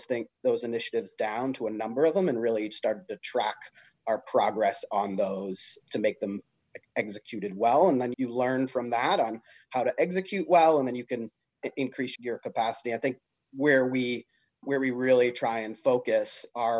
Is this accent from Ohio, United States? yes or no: no; Canton, Massachusetts, United States; I grew up just south of Boston in Canton